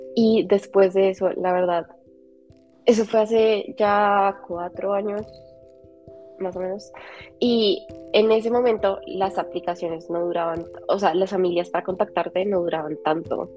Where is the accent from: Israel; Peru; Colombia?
Colombia; moved away as an adult; also born or lived in England; Yo siempre supe que quería vivir fuera de Colombia